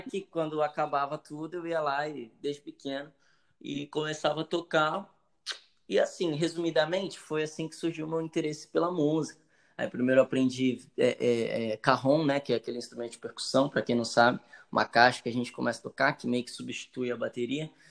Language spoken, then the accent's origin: Portuguese; Santos, São Paulo, Brazil; Eu sou daqui do Marapé. Nasci aqui.